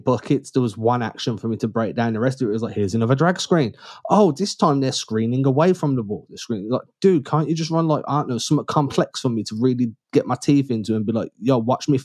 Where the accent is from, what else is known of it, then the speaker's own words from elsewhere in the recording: England, United Kingdom; I'm English